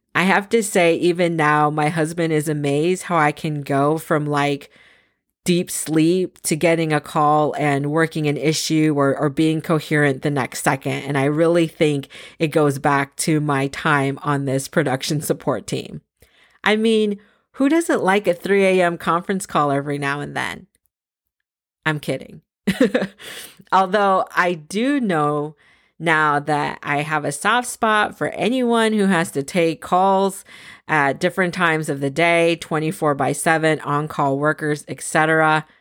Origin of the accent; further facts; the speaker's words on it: San Francisco, California, United States; moved away as an adult; also born or lived in Boston / Scranton, Pennsylvania; now in East Coast, United States; I was born in San Francisco, California, first generation American with both my parents emigrating from the Philippines